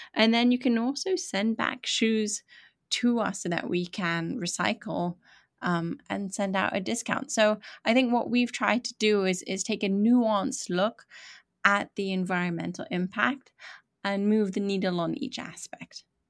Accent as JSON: {"language": "English", "town": "Atlanta", "region": "Georgia", "country": "United States", "tie": "born or raised there", "also_born_or_lived": "London", "said": "I was born in London, but raised in Atlanta"}